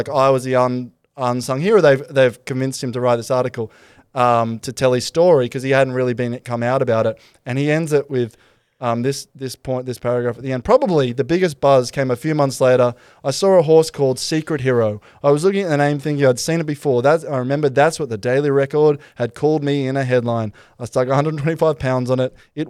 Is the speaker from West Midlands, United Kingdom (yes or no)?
no; Glasgow, Scotland, United Kingdom; but I grew up in Glasgow. It seemed natural to me that a wee forearm smash would sort it out.